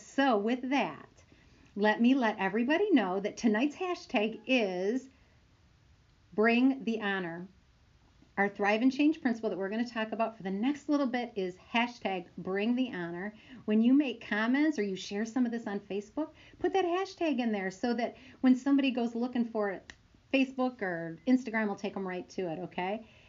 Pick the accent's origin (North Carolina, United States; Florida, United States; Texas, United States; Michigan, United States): Michigan, United States; our home state of Michigan, my home state.